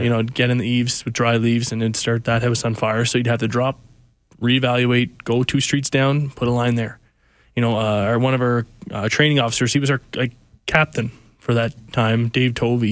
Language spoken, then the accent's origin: English; Cape Breton, Nova Scotia, Canada; moved away; I went back to my hometown of Cape Breton